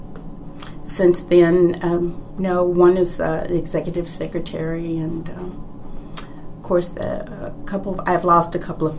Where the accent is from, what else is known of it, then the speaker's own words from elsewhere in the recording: Louisville, Kentucky, United States; now in Houston, United States; I was born in Louisville, Kentucky, and my childhood was wonderful